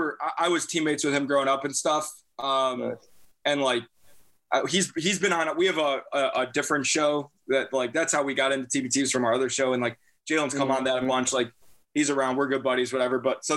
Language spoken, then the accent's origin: English; Chicago, Illinois, United States; we're from Chicago